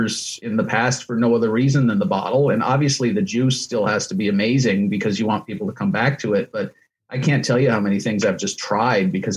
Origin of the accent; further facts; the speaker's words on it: New York City, New York, United States; I'm from Manhattan. I'm born and raised in Manhattan